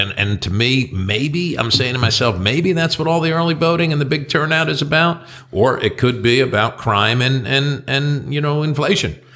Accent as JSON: {"language": "English", "region": "New Jersey", "country": "United States", "tie": "born or raised there", "moved": "yes", "said": "I grew up in Jersey"}